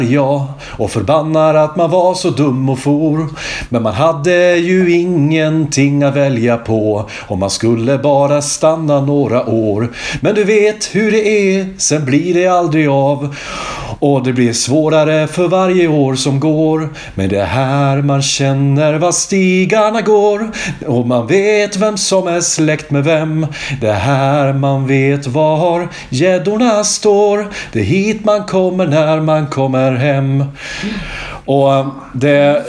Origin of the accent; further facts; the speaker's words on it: Hälsingland, Gävleborg County, Sweden; now in Kungsbacka, Sweden; nu är jag så jävla stolt över att vara hälsing